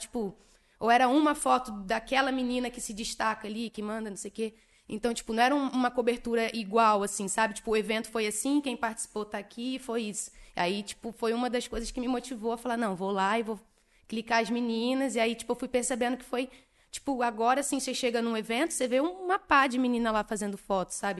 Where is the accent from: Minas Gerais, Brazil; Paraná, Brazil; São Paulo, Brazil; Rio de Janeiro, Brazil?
Rio de Janeiro, Brazil; Niterói; Eu sou de Niterói, RJ